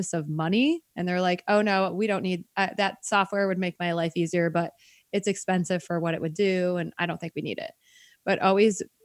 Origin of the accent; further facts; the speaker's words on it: United States; I'm so American